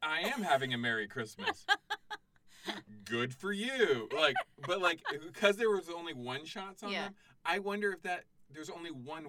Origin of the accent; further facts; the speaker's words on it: Canada; I'm Canadian.